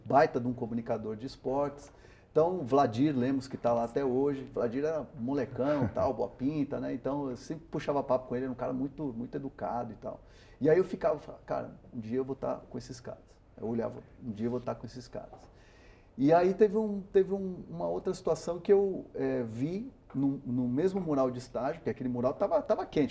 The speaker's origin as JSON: {"language": "Portuguese", "region": "São Paulo", "country": "Brazil", "tie": "born or raised there", "first_language": "Spanish", "second_language": "Portuguese", "said": "eu sou brasileiro também por acidente, porque eu nasci, eu, a, primeira, a primeira língua que eu aprendi em casa foi o castelhano"}